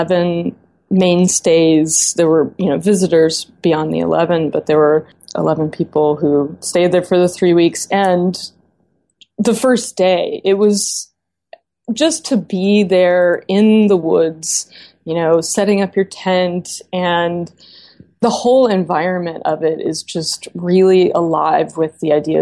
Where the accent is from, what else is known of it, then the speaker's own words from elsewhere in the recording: Memphis, Tennessee, United States; moved away; also born or lived in Knoxville, Tennessee; I grew up in Memphis, Tennessee